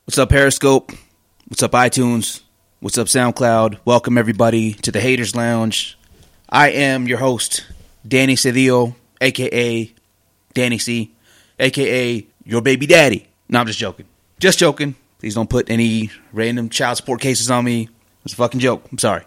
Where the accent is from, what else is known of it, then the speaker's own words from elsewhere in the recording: Oregon, United States; moved away as an adult; now in Salt Lake City, United States; my home state of Oregon